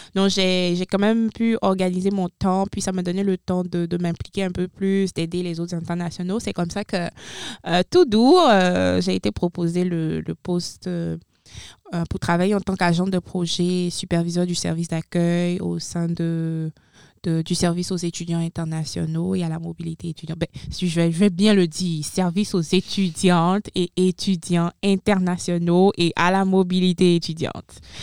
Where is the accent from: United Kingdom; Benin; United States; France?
Benin; moved away as an adult; now in Moncton, Canada; Je suis originaire du Bénin 100%